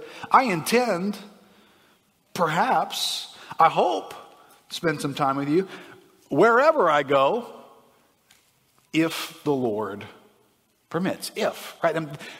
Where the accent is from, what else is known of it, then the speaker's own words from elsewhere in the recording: United States; growing up in America